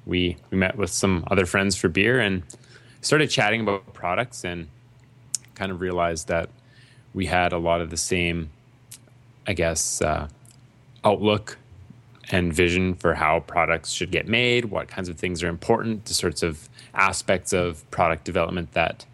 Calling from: Edmonton, Alberta, Canada; I'm calling from Edmonton.

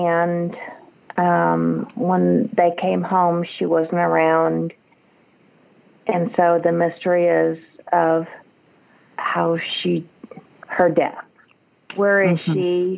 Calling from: Springfield, Missouri, United States; Springfield, Missouri.

